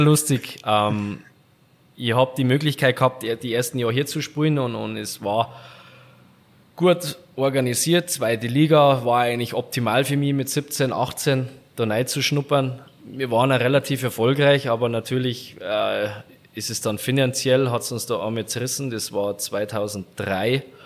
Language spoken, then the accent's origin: German; Garmisch-Partenkirchen, Bavaria, Germany; mein Garmisch ist so, im Winter ist wirklich Skifahren oder Eishockey